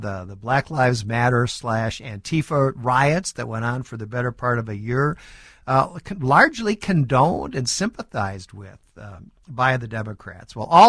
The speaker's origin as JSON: {"language": "English", "region": "Minnesota", "country": "United States", "said": "my home state of Minnesota"}